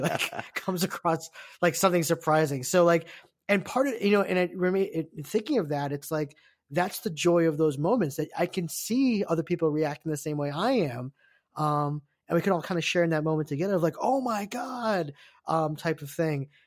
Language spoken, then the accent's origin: English; United States; I'm Korean American